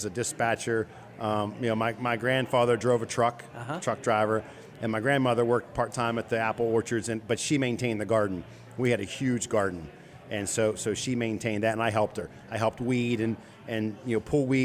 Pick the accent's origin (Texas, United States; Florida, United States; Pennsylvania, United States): Pennsylvania, United States; Chambersburg; I grew up in Chambersburg, just outside of town